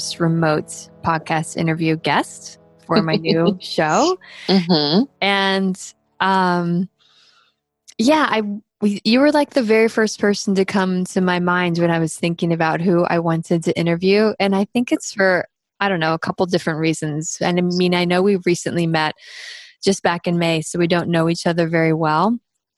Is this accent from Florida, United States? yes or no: yes; Daytona Beach, Florida, United States; moved away as an adult; now in Boise, United States; I grew up in Daytona Beach, Florida. So I moved to Boise 10 years ago